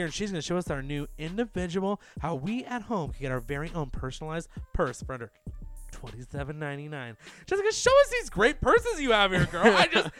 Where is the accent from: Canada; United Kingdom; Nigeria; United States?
United Kingdom; England; Did you know that I'm from England?